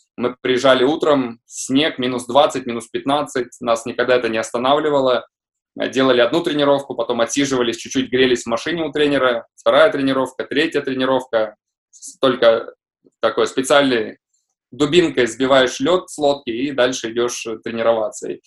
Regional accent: Visaginas, Utena County, Lithuania; also born or lived in Russia; хоть я и родился в России, но я считаю, себя считаю э, литовцем

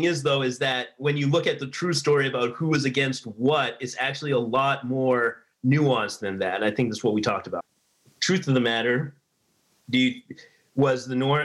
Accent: New Hampshire, United States; I grew up in New Hampshire

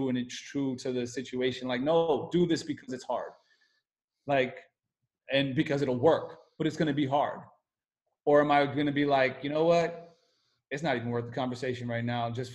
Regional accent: United States; as an American

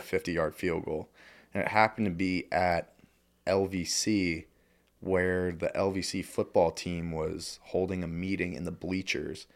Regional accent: Lebanon County, Pennsylvania, United States; growing up in Lebanon County

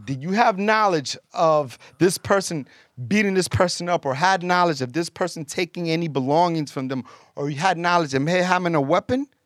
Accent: New York, United States; also born or lived in Colombia / Florida; I'm Colombian, so I was born in Colombia, and, um, My parents brought me here when I was, like, two years old. I went, lived in Florida, and from Florida, came and moved here to New York.

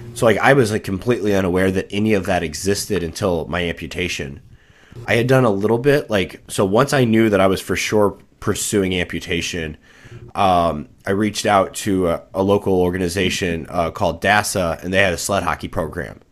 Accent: just south of Saint Louis, Missouri, United States; I grew up just south of Saint Louis, uh, Missouri, um, about a twenty-five minute drive away from the city.

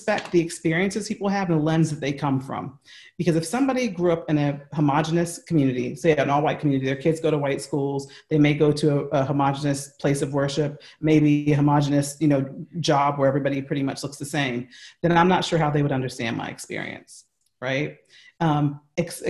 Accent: United States; accent: American; that's my American accent

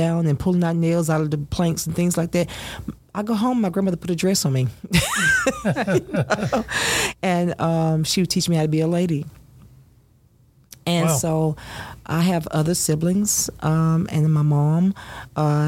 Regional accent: Longview, Texas, United States; accent: Southern; also born or lived in Louisiana; now in Fairborn, United States; my grandmother, my grandfather, they raised me from a baby. I was born in a house, and we moved to East Texas. And so in East Texas, we lived in Longview, Texas

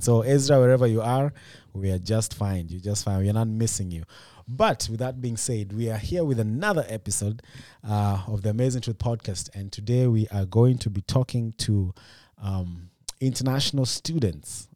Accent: Kenya; now in United States; In Kenya, we don't do shout-outs

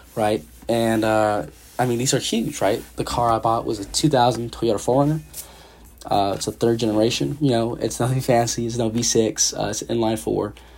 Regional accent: San Jose, California, United States; moved away as an adult; now in Eugene, United States; originally, I'm from San Jose, California. Uh, you know, the big 408

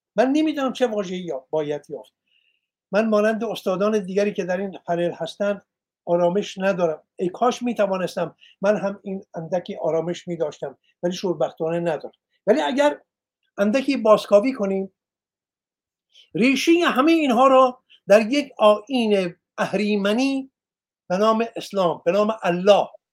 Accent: Iran; من ایرانیم

